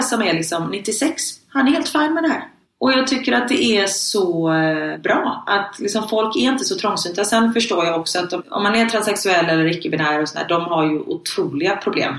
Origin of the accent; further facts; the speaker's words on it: Sweden; moved away; hemma i Sverige på förskolan